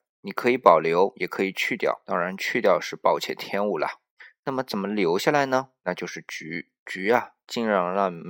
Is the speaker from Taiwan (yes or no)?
no; China; 是我们中国人的焗龙虾和意大利的焗龙虾。